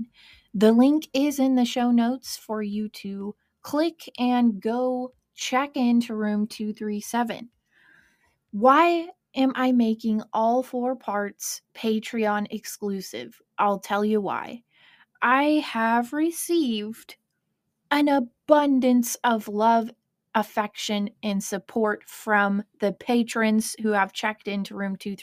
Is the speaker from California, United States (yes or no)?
no; Kentucky, United States; accent: hybrid accent; also born or lived in Ohio; I grew up in Kentucky, but I'm actually from Ohio. So I always say I have this hybrid accent